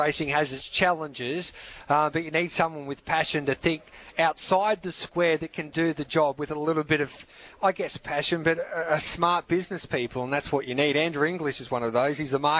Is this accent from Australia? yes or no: yes; Mildura, Victoria, Australia; also born or lived in Birchip, Victoria / Ballarat; I'm a boy from Mildura growing up.